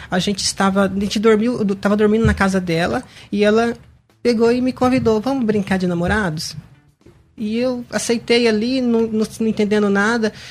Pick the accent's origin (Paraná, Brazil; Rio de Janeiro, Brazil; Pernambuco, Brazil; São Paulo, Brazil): Paraná, Brazil; Eu sou natural de, Paraná.